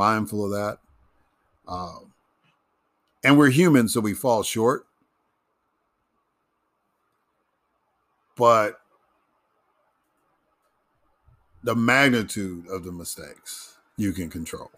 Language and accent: English; Chicago, Illinois, United States; moved away as an adult; also born or lived in Mississippi; I grew up in Chicago, but I became politically, really politically active in Mississippi.